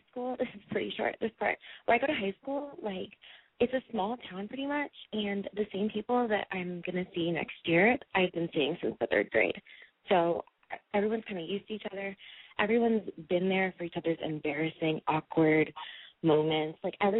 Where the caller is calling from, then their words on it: San Francisco, California, United States; San Francisco, around the Bay Area.